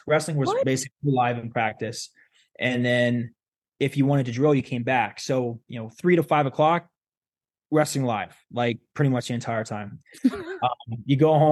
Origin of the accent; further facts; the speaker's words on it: Ohio, United States; also born or lived in Wyoming; I moved in sixth grade from Wyoming to Ohio